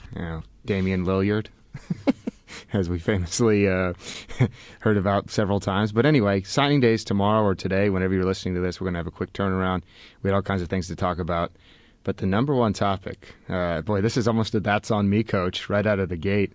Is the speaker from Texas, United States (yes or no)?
no; Oregon, United States; I grew up in Oregon